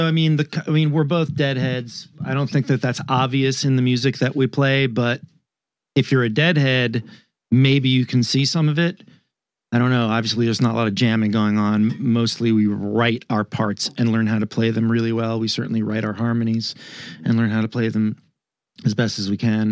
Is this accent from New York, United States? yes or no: yes; New York, United States; I'm from New York